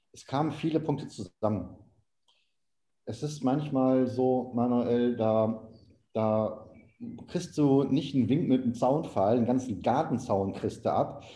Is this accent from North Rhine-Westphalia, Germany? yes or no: yes; Oberhausen, North Rhine-Westphalia, Germany; moved away; also born or lived in Saxony / Panama / Colombia; ein Autohaus in meiner Heimatstadt Oberhausen im Ruhrgebiet